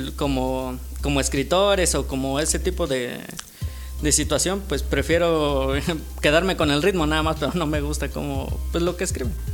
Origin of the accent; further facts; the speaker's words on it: Oaxaca, Mexico; Soy de aquí, de, de Oaxaca. Llevo he eh, toda mi vida aquí en Oaxaca